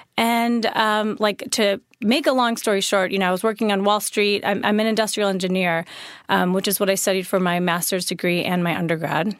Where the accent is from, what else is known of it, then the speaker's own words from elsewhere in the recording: a suburb of Chicago, Illinois, United States; also born or lived in Wisconsin; I was born in Wisconsin, and then I grew up in, um, a suburb of Chicago